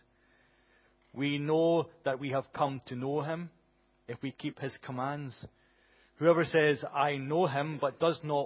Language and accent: English; Glasgow, Scotland, United Kingdom; I grew up in Glasgow